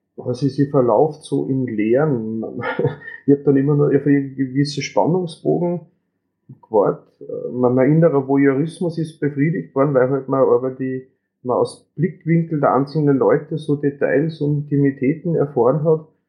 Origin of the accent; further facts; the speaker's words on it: Upper Austria, Austria; wie man hört vom Dialekt, ich bin aus Österreich, aus Oberösterreich